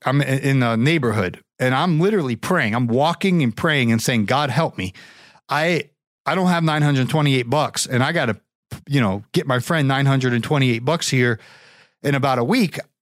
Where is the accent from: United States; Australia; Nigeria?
United States; Canton, Ohio; I was born and raised in Canton, Ohio